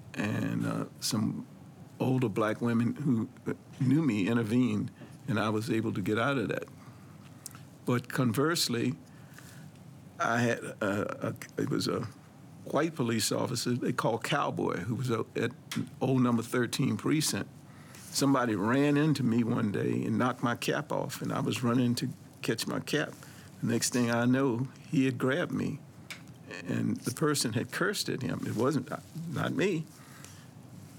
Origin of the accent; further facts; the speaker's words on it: Washington, District of Columbia, United States; being a black man growing up in Northwest D.C.